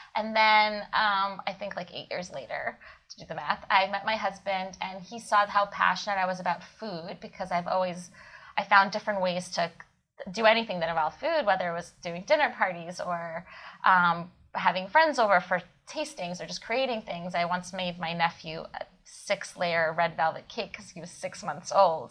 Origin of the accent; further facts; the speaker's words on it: Kyiv, Ukraine; moved away; I was born in Kiev, Ukraine